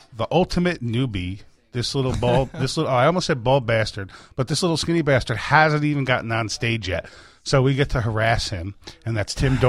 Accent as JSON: {"language": "English", "region": "New York", "country": "United States", "tie": "born or raised there", "also_born_or_lived": "Chicago", "moved": "yes", "said": "When I tell people I grew up in New York, they think of the concrete jungle and me living in the city. But, I'm just a hillbilly boy."}